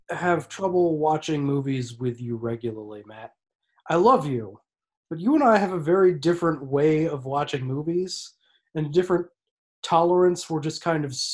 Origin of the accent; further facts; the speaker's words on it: Ireland; All the time. I'm Irish, man.